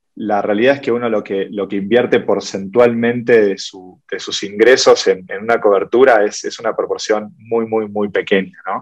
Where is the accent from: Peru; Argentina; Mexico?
Argentina; Soy de Argentina.